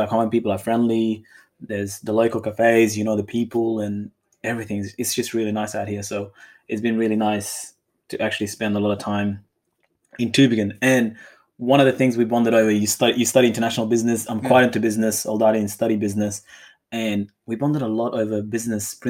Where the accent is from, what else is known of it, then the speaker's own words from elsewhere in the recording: Perth, Western Australia, Australia; some of my friends that I grew up with in Perth